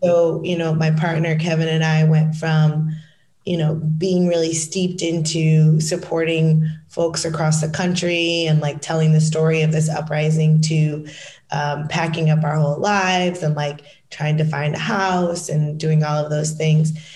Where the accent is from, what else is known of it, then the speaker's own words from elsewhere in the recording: Michigan, United States; moved away; also born or lived in Washington, District of Columbia, United States; I'm from Michigan